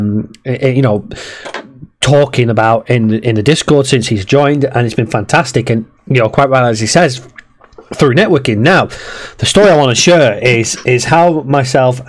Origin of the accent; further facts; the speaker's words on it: Preston, North West England, United Kingdom; I'm from Preston as well